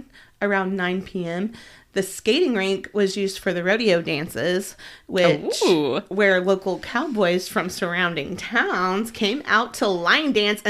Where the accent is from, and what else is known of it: Oklahoma, United States